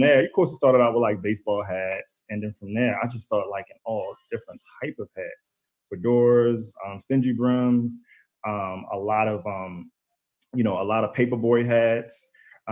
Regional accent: Baltimore, Maryland, United States; I'm from Baltimore. You know, born and raised. All my life I've been here.

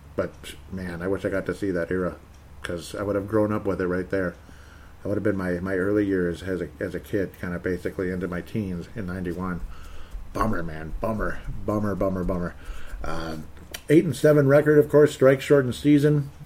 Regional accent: Golden Valley, Minnesota, United States; I was born here too. It's my hometown.

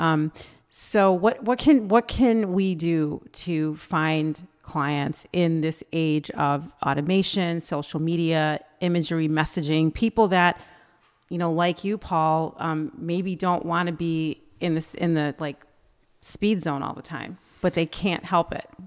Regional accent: United States; we're American

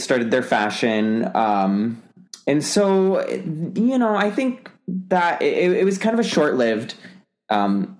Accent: Michigan, United States; I'm from Michigan

